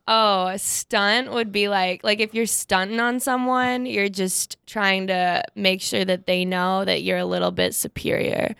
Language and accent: English; Fargo, North Dakota, United States; I'm from Fargo, born and raised